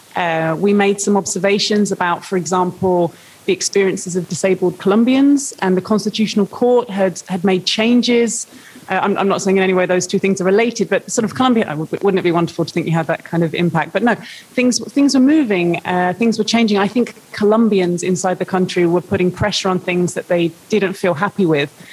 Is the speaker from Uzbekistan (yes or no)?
no; United Kingdom; I'm a British journalist.